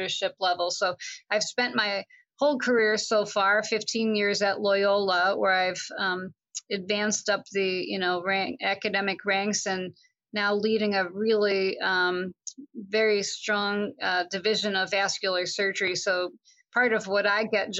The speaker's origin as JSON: {"language": "English", "area": "Long Island", "region": "New York", "country": "United States", "tie": "born or raised there", "said": "I grew up in Long Island, New York"}